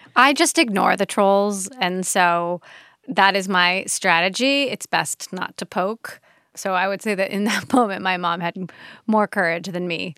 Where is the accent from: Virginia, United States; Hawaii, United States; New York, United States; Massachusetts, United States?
Hawaii, United States; we're from Hawaii